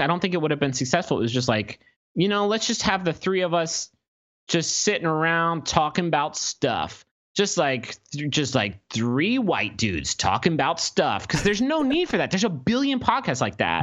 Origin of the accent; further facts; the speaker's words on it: Huntington, West Virginia, United States; we grew up in Huntington, West Virginia